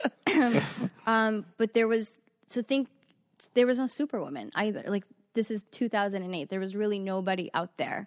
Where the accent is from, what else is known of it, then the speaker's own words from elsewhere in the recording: Long Island and Queens, New York, United States; also born or lived in Firozabad, India / Bayside, Queens; I moved here when I was five. We grew up on the cusp of Long Island and Queens